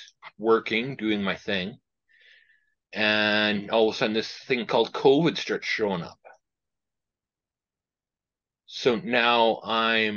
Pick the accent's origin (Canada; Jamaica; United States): Canada; Regina, Saskatchewan; also born or lived in Indian Head, Saskatchewan; Born and raised in Regina with a small stay in Indian Head for a couple of years.